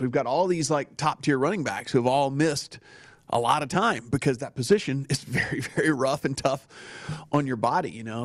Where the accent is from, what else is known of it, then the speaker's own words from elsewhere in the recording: Northern Louisiana, United States; growing up in Northern Louisiana